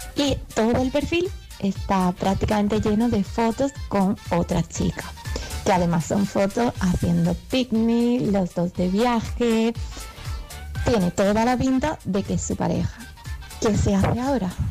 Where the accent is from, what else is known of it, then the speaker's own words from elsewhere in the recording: Málaga, Andalusia, Spain; soy la de Málaga